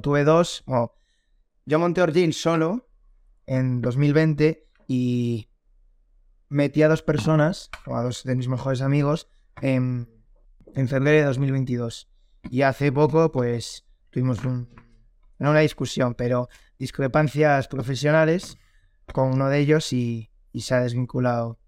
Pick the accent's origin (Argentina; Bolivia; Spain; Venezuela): Spain; A Coruña, Galicia; tengo 23 años, soy de La Coruña